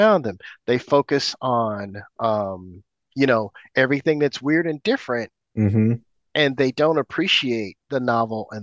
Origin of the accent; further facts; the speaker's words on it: Oakland, California, United States; moved away as an adult; also born or lived in Tokyo, Japan; now in Los Angeles, United States; I grew up in Oakland, California, in the 80s, I lived there probably until what, my early 30s